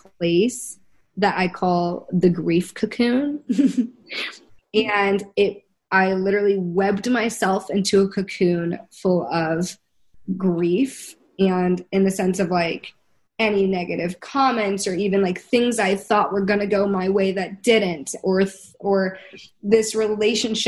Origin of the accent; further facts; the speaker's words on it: United States; we're all from America